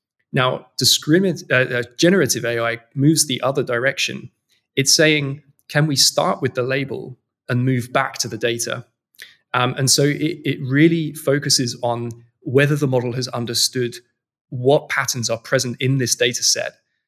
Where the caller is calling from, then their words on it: London, United Kingdom; I'm based in London. This is our office here in London, in Old Street.